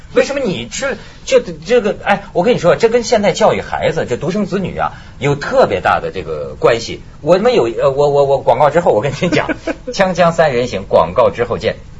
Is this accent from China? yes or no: yes; China; 我们中国人